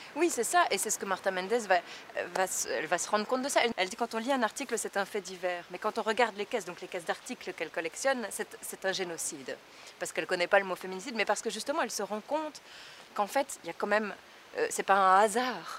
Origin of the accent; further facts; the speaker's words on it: Tournai, Wallonia, Belgium; ma ville natale.